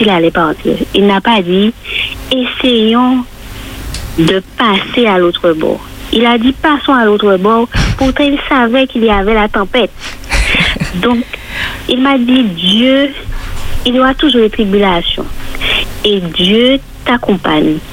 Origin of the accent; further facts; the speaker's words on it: Martinique; chez nous en Martinique